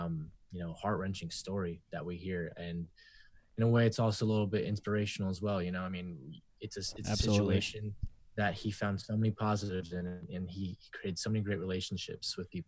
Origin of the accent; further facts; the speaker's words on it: Georgetown, Texas, United States; also born or lived in San Diego, California; So I grew up in Williamson County after I moved from San Diego, which is in Texas, Georgetown, Texas specifically.